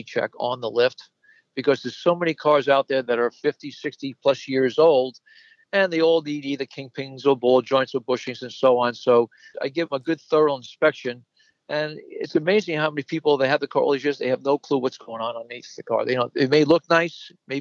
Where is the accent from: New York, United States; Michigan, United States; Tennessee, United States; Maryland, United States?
New York, United States; New York City; now in Valley Stream, United States; I was born and raised in the Bronx, and I moved to Long Island in 1959